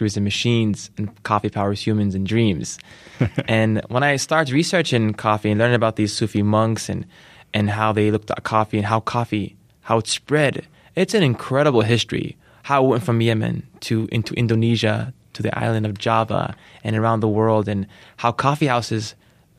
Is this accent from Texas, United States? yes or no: no; San Francisco, California, United States; growing up in the Bay Area in SF